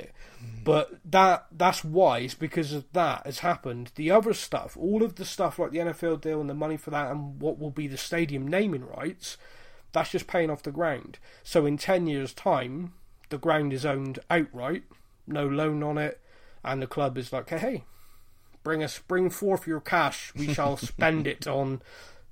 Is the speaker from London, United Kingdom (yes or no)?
no; Bristol, South West England, United Kingdom; I'm from Bristol. I'm a Bristol rugby fan